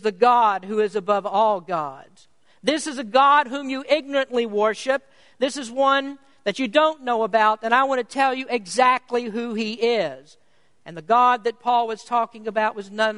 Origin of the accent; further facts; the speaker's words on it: United States; I was prouder to be an American